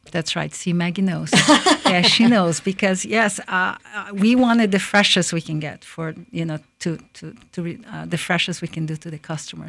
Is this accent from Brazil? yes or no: yes; Brazil; now in Lakeland, United States; I was born in Brazil. I am, um, Jap, uh, Japanese descendant.